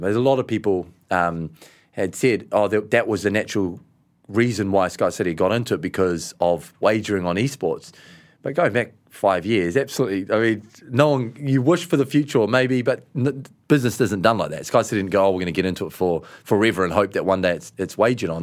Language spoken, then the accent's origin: English; New Zealand; we're from New Zealand